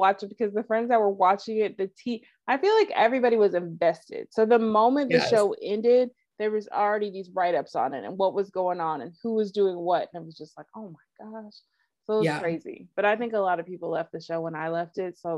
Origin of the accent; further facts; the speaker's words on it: United States; as an American that doesn't speak Russian